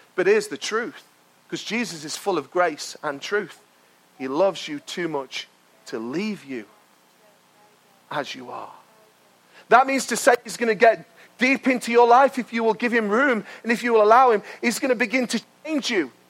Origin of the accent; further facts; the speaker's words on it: United Kingdom; we're British